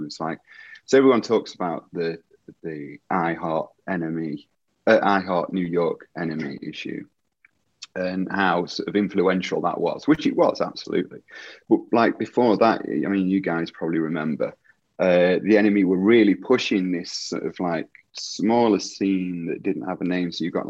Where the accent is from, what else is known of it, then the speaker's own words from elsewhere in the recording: Derby, East Midlands, United Kingdom; moved away as an adult; now in Leeds, United Kingdom; So I moved to Leeds from Derby in 1999 to go to university.